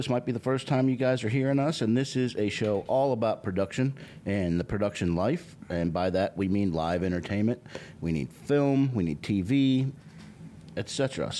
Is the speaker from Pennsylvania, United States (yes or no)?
yes; Pittsburgh, Pennsylvania, United States; now in Georgia, United States; Because I grew up in Pittsburgh, bro.